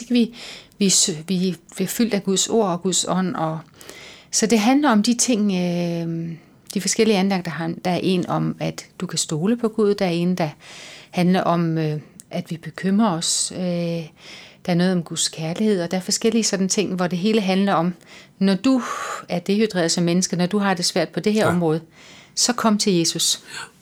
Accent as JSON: {"language": "Danish", "area": "Lolland-Falster", "region": "Zealand", "country": "Denmark", "moved": "yes", "lives_now": "Copenhagen, Denmark", "said": "Jeg kommer fra Lolland Falster"}